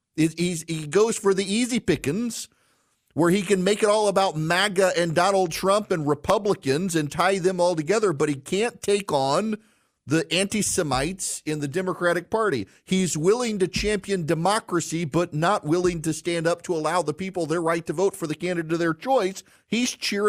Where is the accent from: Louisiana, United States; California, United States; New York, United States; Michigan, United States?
Louisiana, United States; moved away; I grew up in Louisiana